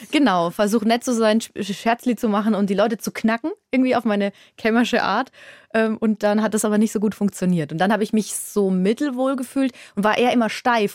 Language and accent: German; Würzburg, Bavaria, Germany; born or raised there